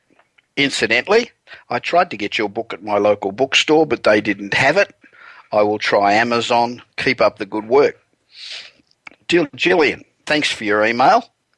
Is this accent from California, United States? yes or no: yes; Los Angeles, California, United States; we're coming to you this week again from my hometown of Los Angeles.